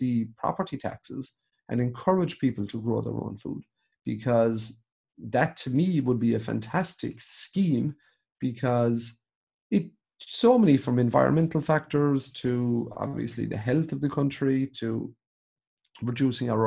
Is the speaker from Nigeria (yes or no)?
no; Limerick, Munster, Ireland; I'm from Limerick, so you'd have the city and then you'd have the county, but it's small. Like, I'm 20 kilometers outside of the city.